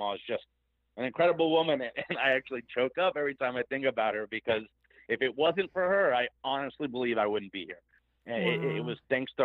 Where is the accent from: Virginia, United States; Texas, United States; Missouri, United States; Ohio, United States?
Ohio, United States; Cincinnati; my hometown of Cincinnati, Ohio